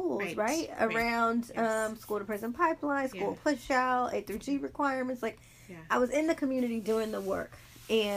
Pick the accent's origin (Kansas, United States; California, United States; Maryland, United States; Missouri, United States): California, United States; Los Angeles; also born or lived in Inglewood, California; I'm born and raised in South Central Watts, California